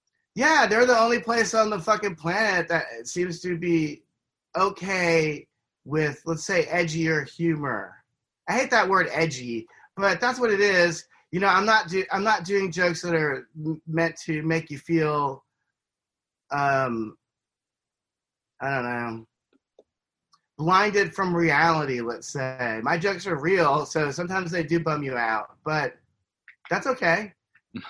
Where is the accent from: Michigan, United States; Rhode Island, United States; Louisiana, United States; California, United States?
Louisiana, United States; Slidell; my hometown of Slidell, Louisiana